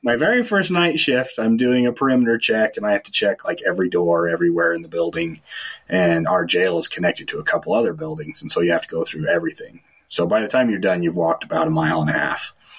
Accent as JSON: {"language": "English", "town": "Fillmore", "region": "Utah", "country": "United States", "tie": "born or raised there", "also_born_or_lived": "Orem / St. George / California", "said": "I grew in uh, here in Fillmore, so I went to Millard High"}